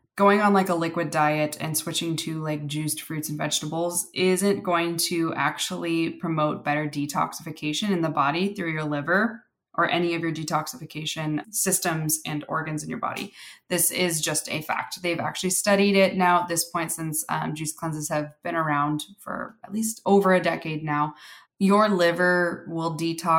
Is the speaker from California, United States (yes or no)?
yes; California, United States; I grew up in California